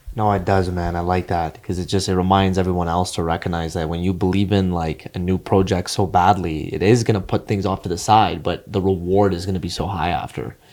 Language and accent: English; Edmonton, Alberta, Canada; I'll still be in my hometown